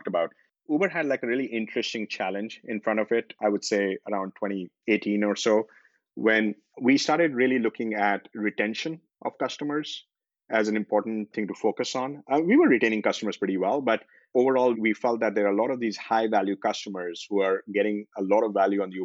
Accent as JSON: {"language": "English", "country": "India", "tie": "born or raised there", "also_born_or_lived": "Singapore / Bangalore", "moved": "as an adult", "lives_now": "United States", "said": "I grew up in India"}